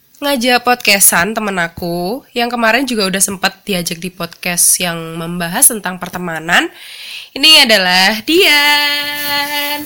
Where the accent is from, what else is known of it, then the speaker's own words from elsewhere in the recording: East Java, Indonesia; moved away as an adult; now in Yogyakarta, Indonesia; Jawa Timur juga kayak gitu sih mm. di daerah tempat tinggal aku tempat asal aku